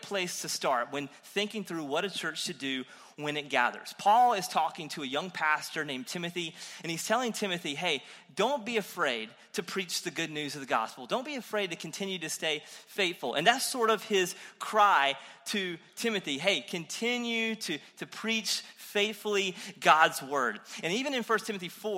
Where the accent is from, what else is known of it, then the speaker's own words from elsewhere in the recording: Eastern North Carolina, United States; I'm from Eastern North Carolina